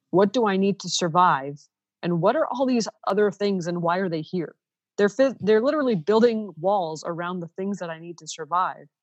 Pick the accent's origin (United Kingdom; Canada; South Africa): Canada; Ontario; first language Ukrainian; English is a second language; moved away as an adult; also born or lived in Saskatchewan